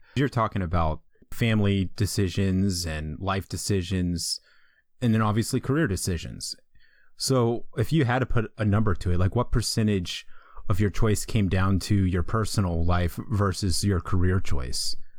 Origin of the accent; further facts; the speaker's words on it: East Coast, United States; moved away as an adult; also born or lived in Colorado; I'm from the East Coast. I lived in the East Coast my entire life.